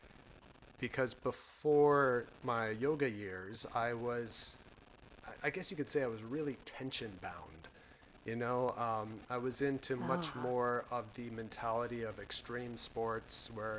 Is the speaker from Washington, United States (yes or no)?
yes; Seattle, Washington, United States; moved away as an adult; also born or lived in Louisville, Kentucky / New York; I grew up in the Northwest and we have that there